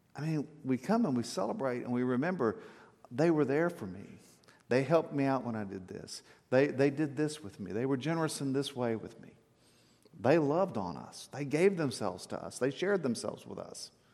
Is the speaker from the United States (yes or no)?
yes; South Texas, United States; I grew up in South Texas